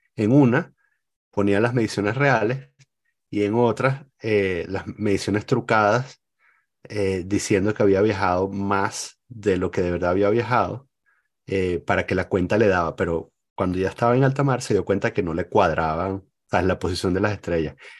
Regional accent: El Cafetal, Miranda, Venezuela; moved away; Yo crecí en el Cafetal

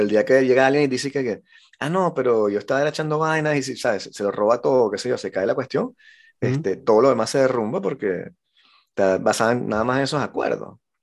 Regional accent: Venezuela; yo vengo de Venezuela

